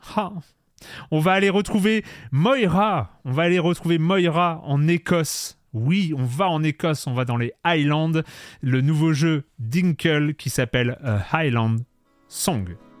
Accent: Lorient, Brittany, France; Moi, j'ai grandi, j'ai grandi à Lorient

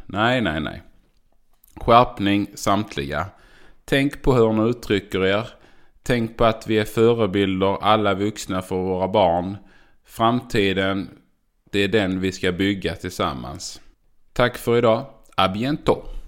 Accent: Göinge area, Skåne, Sweden; accent: skånska; Jag är född i Skåne. Jag är uppvuxen på en åker. Jag är från Göingetrakten

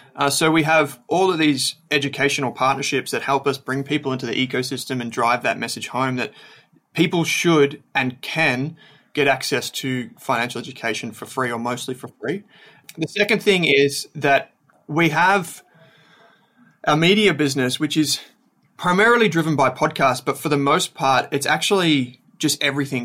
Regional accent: Melbourne, Victoria, Australia; also born or lived in Dandenong Ranges / Dandenong; I grew up in Melbourne's Outer East

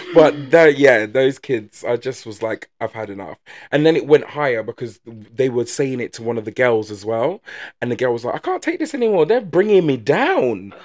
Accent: England, United Kingdom; we're not very outspoken as English people

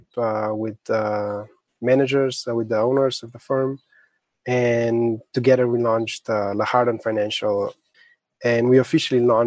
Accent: Slovenia; I was born and raised in Slovenia.

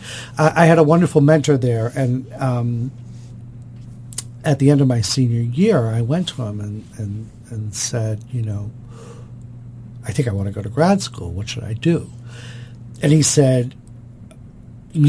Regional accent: Boston, Massachusetts, United States; moved away as an adult; also born or lived in Washington, D.C.; now in Baltimore, United States; I was from Boston, Massachusetts

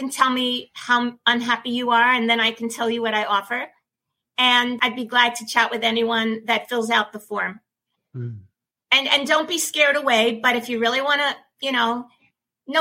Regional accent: New York City, New York, United States; also born or lived in Manhattan; growing up in Brooklyn, working in Brooklyn, and then living in Manhattan

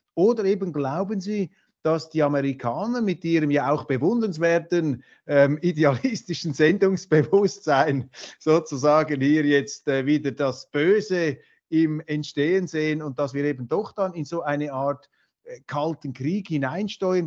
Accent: Switzerland; Ich bin ja Schweizer

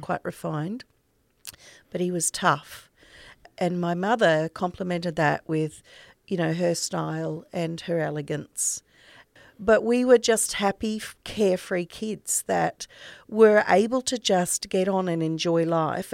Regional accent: North Burnett, Queensland, Australia; also born or lived in Biggenden, Queensland; now in Sunshine Coast, Australia; I grew up in the North Burnett, in a little tiny place called Colston

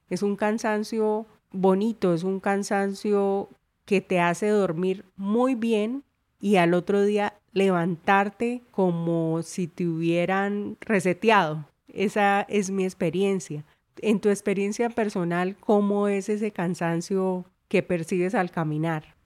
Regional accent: Colombia; Historia de mi tierra

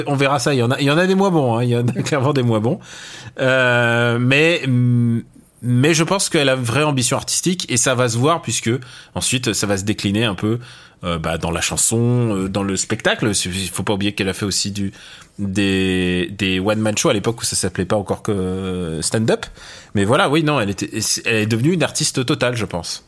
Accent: Russia; je suis russe

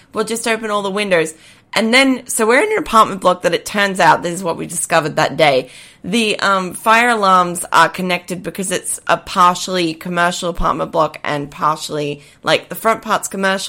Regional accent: Queensland, Australia; born or raised there

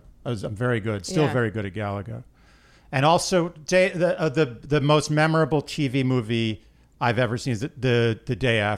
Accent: New York City, New York, United States; I grew up in New York City.

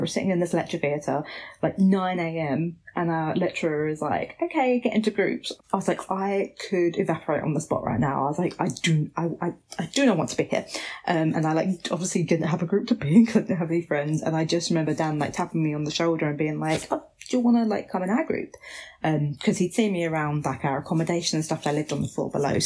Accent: Basildon, East of England, United Kingdom; moved away as an adult; I grew up in Basildon

